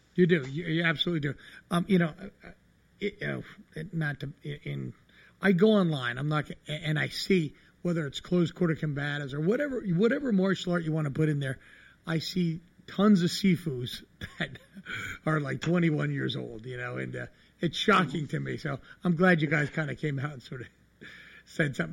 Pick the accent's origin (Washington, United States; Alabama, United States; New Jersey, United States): New Jersey, United States; I grew up in New Jersey